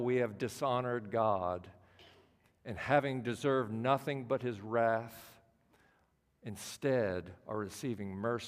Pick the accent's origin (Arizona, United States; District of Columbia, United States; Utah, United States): District of Columbia, United States; Washington; I'm from the Washington, D.C. area